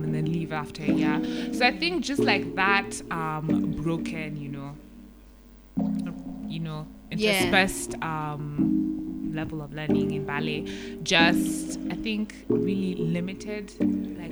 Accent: Nairobi, Kenya; so I am a Kenyan, born and raised in Nairobi

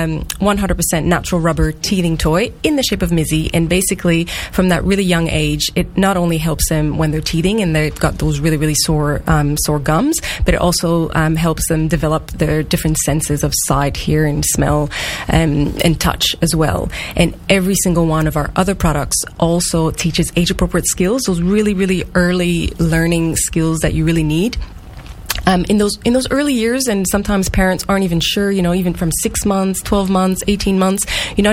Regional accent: Canada; accent: French-Canadian; moved away as an adult; now in Australia; the accent is... French-Canadian. French-Canadian. Originally, yes. I am Australian too

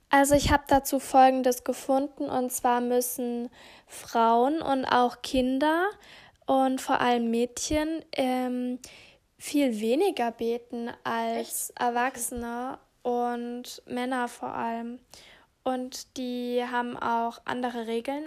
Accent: Germany; ich als Deutscher

